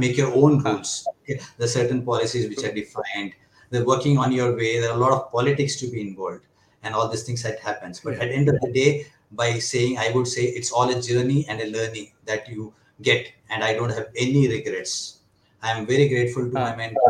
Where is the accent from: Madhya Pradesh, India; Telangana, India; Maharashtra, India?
Maharashtra, India; Mumbai; moved away as an adult; also born or lived in Kerala; now in Bangalore, India; I have my roots from Kerala. I was born and brought up in Mumbai.